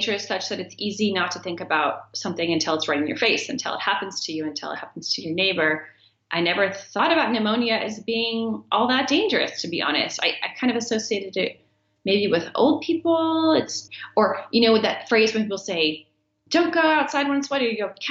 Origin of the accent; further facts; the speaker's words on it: United States; moved away as an adult; now in Botswana; an American with health insurance